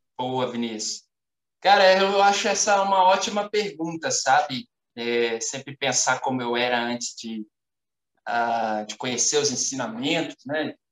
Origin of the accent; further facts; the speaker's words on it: São Paulo, Brazil; now in Belo Horizonte, Brazil; Estou atualmente morando em Belo Horizonte, mas sou natural de São Paulo.